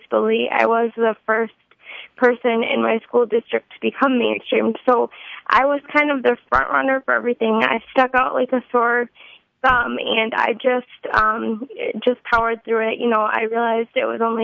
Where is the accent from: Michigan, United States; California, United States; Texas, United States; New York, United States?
Michigan, United States; Grand Rapids; moved away as an adult; now in Southeast Michigan, United States; grew up in Grand Rapids my whole life